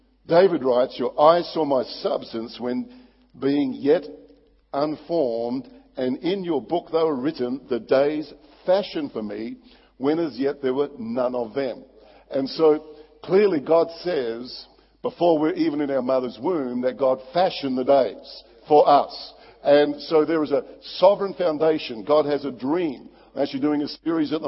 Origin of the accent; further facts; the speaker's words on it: Barossa Valley, South Australia, Australia; I was brought up in the Barossa Valley, beautiful wine growing area in South Australia